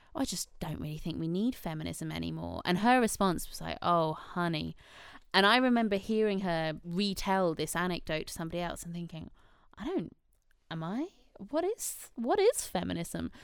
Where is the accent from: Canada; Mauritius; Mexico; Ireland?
Ireland; now in United Kingdom; I do feel a lot of pride in being Irish